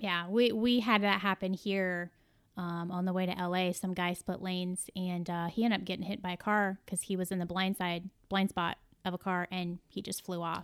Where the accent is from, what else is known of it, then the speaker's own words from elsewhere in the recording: Midwest, United States; I'm a Midwesterner